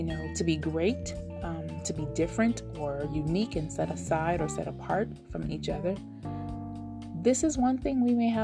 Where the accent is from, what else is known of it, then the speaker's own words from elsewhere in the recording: United States; moved away as an adult; now in Nevada, United States; I am a 40-something woman, African-American, born and raised in the United States